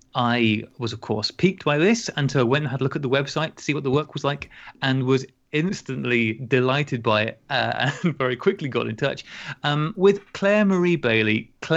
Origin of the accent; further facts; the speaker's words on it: Llanrwst, Wales, United Kingdom; moved away; I largely grew up in North Wales, so I know what it's like up there. Just down the other side of the estuary, I was Llanrwst.